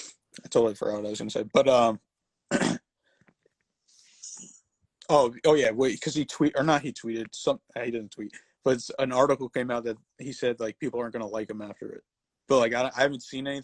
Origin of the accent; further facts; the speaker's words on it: Connecticut, United States; I'm from Connecticut